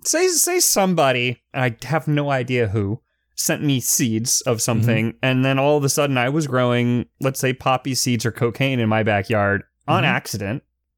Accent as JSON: {"language": "English", "town": "Tampa", "region": "Florida", "country": "United States", "tie": "born or raised there", "said": "And apparently in the Tampa Bay area. Talking about my hometown."}